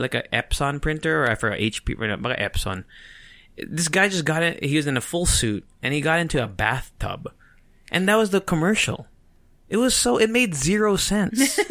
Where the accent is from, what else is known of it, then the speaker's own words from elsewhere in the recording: Japan; moved away; I grew up in Japan